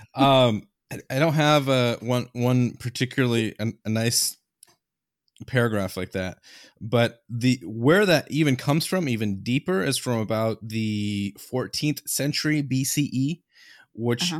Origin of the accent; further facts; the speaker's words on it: Iowa, United States; moved away; I grew up in Iowa originally